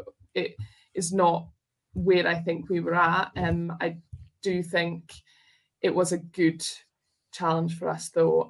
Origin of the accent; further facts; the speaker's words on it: Scotland, United Kingdom; I am proudly Scottish